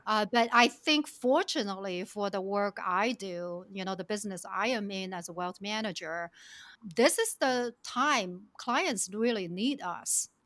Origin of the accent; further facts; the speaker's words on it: China; moved away; also born or lived in Shenzhen; I was born and raised in China in actually very rural village